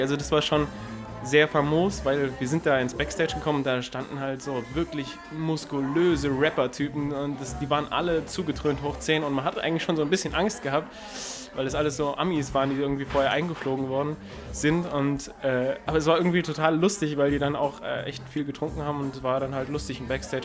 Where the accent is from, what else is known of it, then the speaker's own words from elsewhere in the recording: Erfurt, Thuringia, Germany; moved away as an adult; also born or lived in Frankfurt-Höchst, Germany / Mainz, Germany; now in Frankfurt, Germany; bin dann aber groß geworden in Erfurt, also drüben im Osten